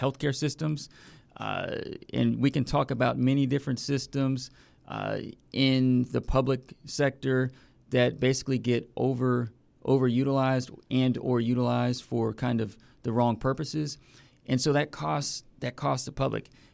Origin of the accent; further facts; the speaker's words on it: Vienna, Virginia, United States; moved away as an adult; also born or lived in Richmond, Virginia / Philadelphia; now in Hampton Roads, United States; I grew up in Vienna, Virginia, Northern Virginia, about twenty, thirty minutes outside of D C